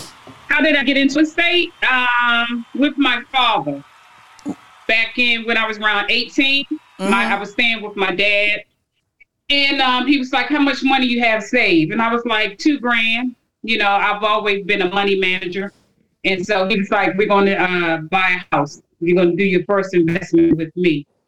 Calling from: Capitol Heights, Maryland, United States; I'm calling from Capitol Heights, Maryland.

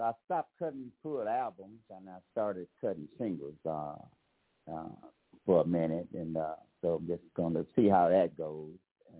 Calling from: Pensacola, Florida, United States; I'm calling from Pensacola, Florida area.

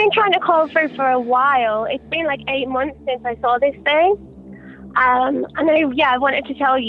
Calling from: New Zealand; I'm calling from New Zealand.

